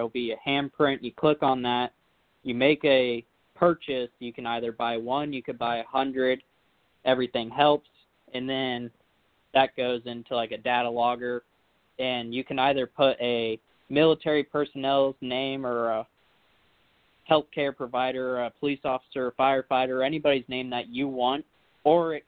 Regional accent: Mooresville, North Carolina, United States; my hometown of Mooresville

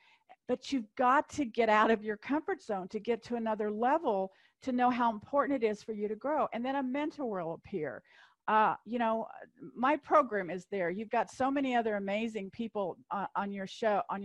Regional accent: Kansas, United States; I'm from Kansas

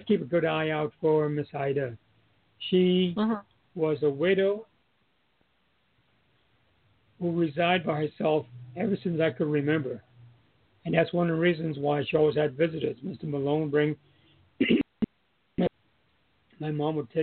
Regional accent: Charlotte Amalie, U.S. Virgin Islands; I moved from Lincoln School Steps, which is now Jarvis School

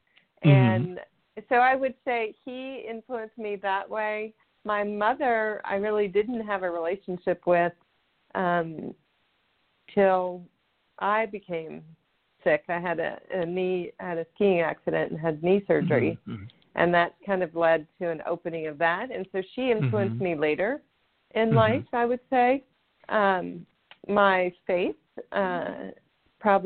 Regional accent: Houston, Texas, United States; moved away as an adult; also born or lived in California / Colorado; now in Tennessee, United States; So I grew up in Houston, Texas, in the United States.

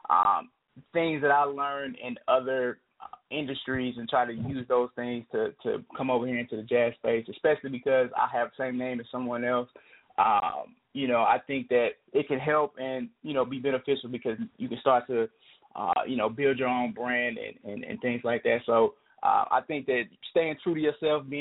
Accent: Nashville, Tennessee, United States; also born or lived in New York; I am from Nashville, Tennessee. I was born and raised here.

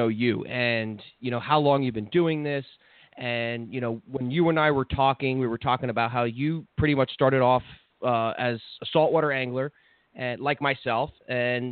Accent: New Jersey, United States; now in South Florida, United States; I'm from New Jersey

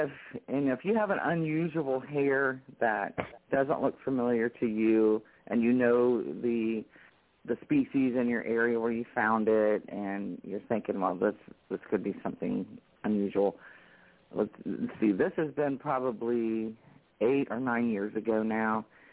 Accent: North Carolina, United States; moved away as an adult; also born or lived in Ohio; I moved from Ohio back to my home state of North Carolina

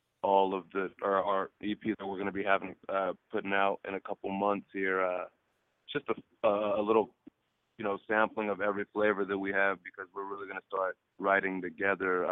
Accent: San Pedro, California, United States; I grew up in San Pedro, California

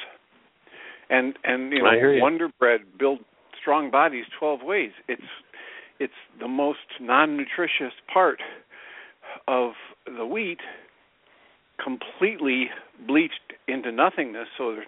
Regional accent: Midwest, United States; growing up in the Midwest

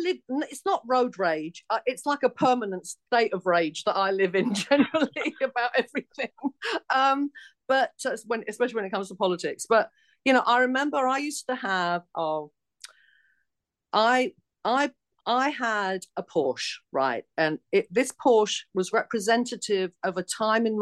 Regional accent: London, United Kingdom; accent: Cockney; moved away as an adult; also born or lived in United States; this Cockney accent come out from the East End of London

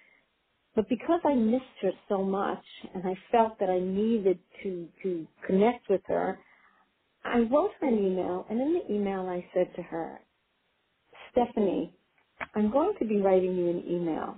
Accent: Israel; moved away; I grew up in Israel, and I grew up on a kibbutz

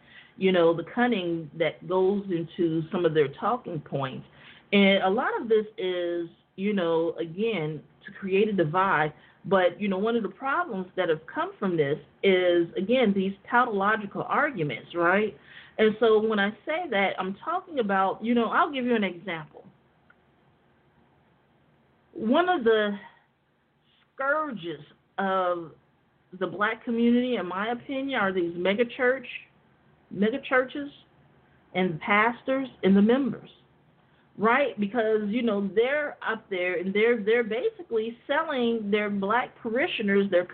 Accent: United States; the black people that are born and raised in America that are descendants of enslaved people

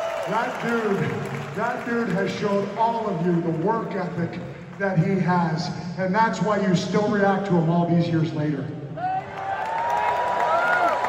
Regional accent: Canada; moved away; I am Canadian first and foremost

